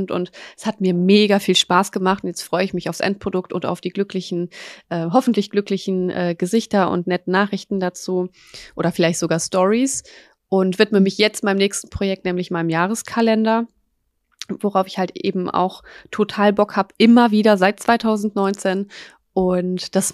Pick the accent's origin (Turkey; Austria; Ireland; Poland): Poland; now in Germany; wir sind auch aus Polen